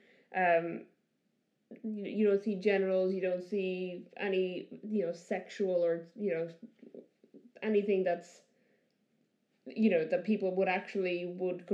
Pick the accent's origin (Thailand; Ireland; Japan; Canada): Ireland; I grew up in Ireland